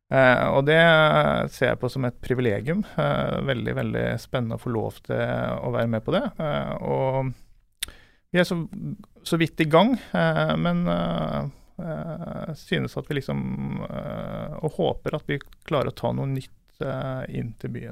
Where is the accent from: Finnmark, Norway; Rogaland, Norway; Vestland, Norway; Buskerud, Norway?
Vestland, Norway; Askøy; accent: halvkvasi bergensdialekt; Jeg er jo da en ordentlig stril, som du hører på målet. Jeg kommer fra Askøy utenfor Bergen. Jeg eh, har eh, bodd mange år i utlandet, så derfor så ble det en sånn halvkvasi bergensdialekt.